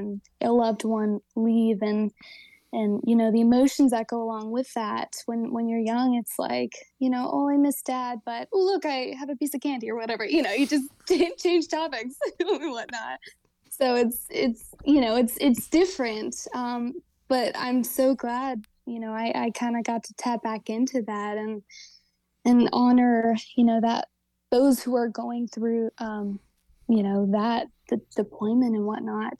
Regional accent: Southern Maryland, United States; now in Nashville, United States; I grew up in Southern Maryland

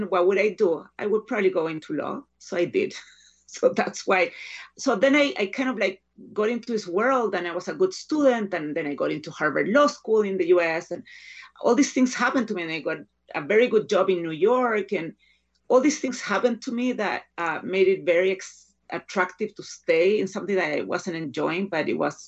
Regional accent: Chile; moved away as an adult; now in United States; I was born in the U.S., but I was raised in Chile, and then I came back to the U.S. when I was 25 to go to graduate school

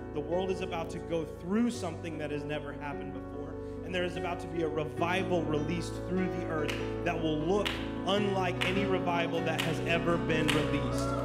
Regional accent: United States; moved away; also born or lived in Dallas, Texas; I am American

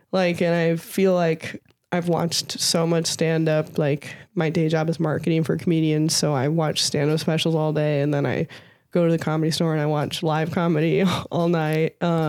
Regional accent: St. Louis, Missouri, United States; also born or lived in Northern California; I'm from St. Louis originally, and then I finished high school in Northern California.

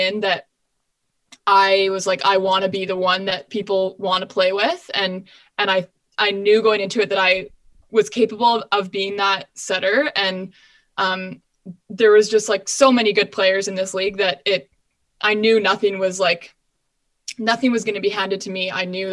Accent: Canada

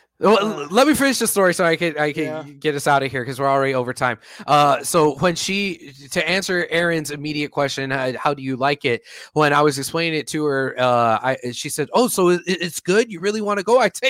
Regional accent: Houston, Texas, United States; I have an abusive relationship with my hometown.

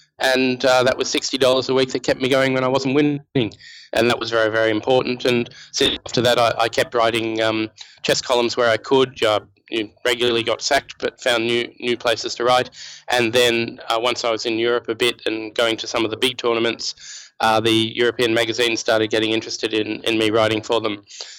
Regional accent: Melbourne, Victoria, Australia; now in Sydney, Australia; where I lived when I grew up in Melbourne.

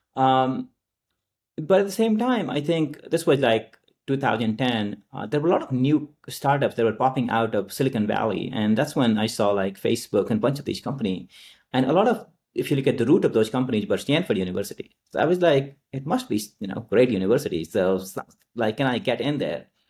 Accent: Nalanda, Bihar, India; moved away; I grew up in India, uh, in a very rural part called, uh, Nalanda, which is in Bihar.

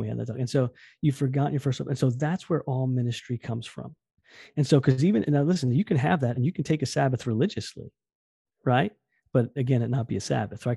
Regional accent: New Jersey, United States; moved away as an adult; also born or lived in West Virginia; now in Westover, United States; I'm from Jersey

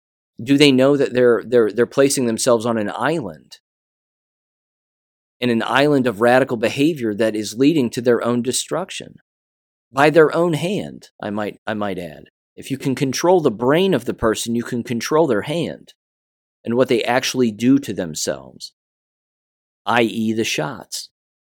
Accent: Kansas, United States; I am no longer qualified to be a teacher in my home state of Kansas.

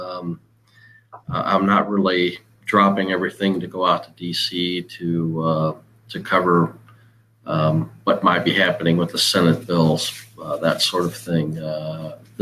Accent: Midwest, United States; growing up in the Midwest

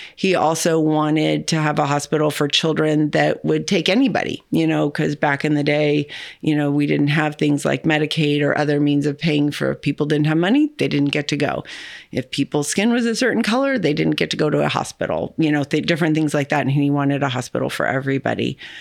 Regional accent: California, United States; now in St. Louis, United States; I wasn't from here. I'm from California.

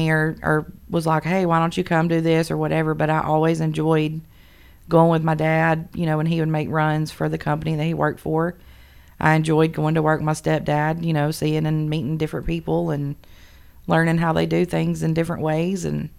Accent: Menlo, Georgia, United States; Okay, so I'm from Menlo, Georgia, which nobody's probably ever heard of. It's about 40 minutes south of Trenton.

